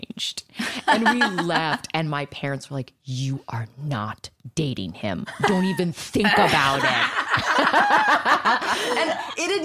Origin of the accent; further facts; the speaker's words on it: Virginia, United States; moved away; I was super green from Virginia